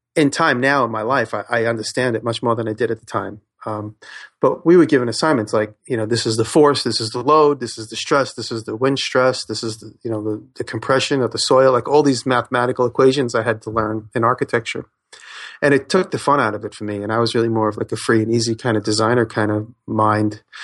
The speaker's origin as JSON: {"language": "English", "town": "Woodmere", "region": "New York", "country": "United States", "tie": "born or raised there", "also_born_or_lived": "Queens", "said": "I grew up in Long Island, a small town called Woodmere"}